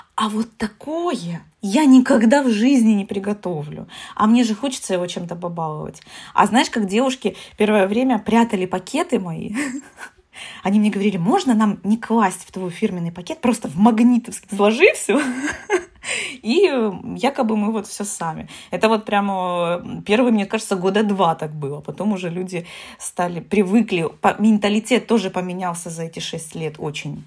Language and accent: Russian; Taganrog, Rostov Oblast, Russia; души таганрогского человека